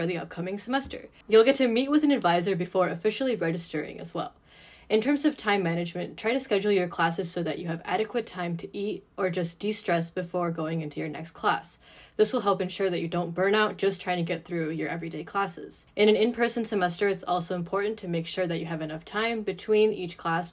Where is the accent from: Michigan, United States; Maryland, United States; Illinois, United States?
Michigan, United States; Troy; I am currently a junior from Troy, Michigan